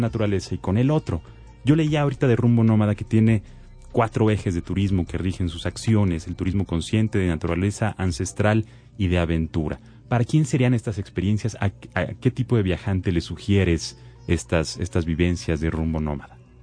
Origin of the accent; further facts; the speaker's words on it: Mexico; los mexicanos